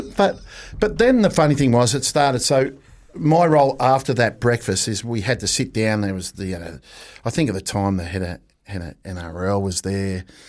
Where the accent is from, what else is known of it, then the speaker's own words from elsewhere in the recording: Australia; now in New Zealand; as an Australian